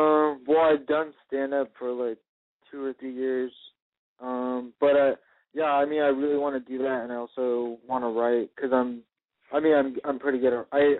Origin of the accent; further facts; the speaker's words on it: Portland, Oregon, United States; I'm from Portland, Oregon, and I'm 25 years old.